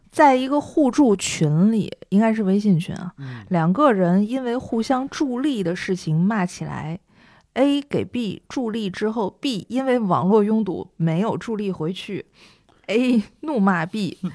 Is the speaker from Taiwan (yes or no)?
no; Northeast China, China; moved away; also born or lived in Shanghai; 我是东北人嘛，我在上海吃东西，饮食，嗯，不是很习惯